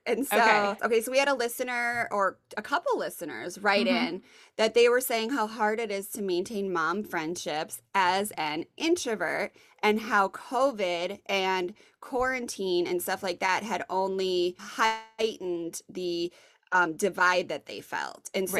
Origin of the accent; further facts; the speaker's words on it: Richmond, Virginia, United States; So when I say I'm from Richmond, people here are like, big deal, cool.